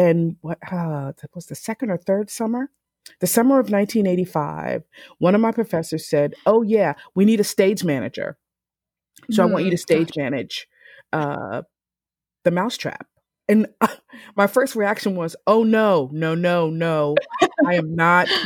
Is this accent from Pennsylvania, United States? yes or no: yes; Philadelphia, Pennsylvania, United States; also born or lived in South Carolina / New Jersey; I grew up in Philadelphia. I was born in South Carolina, but we moved to Philadelphia